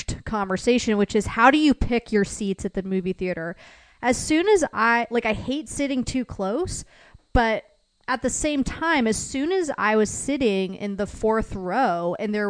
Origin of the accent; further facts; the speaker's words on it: Piedmont, Virginia, United States; also born or lived in Tidewater, Virginia; I'm from Piedmont, Virginia